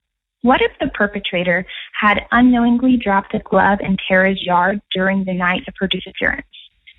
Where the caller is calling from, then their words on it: Houston, Texas, United States; I'm a listener from the Houston area.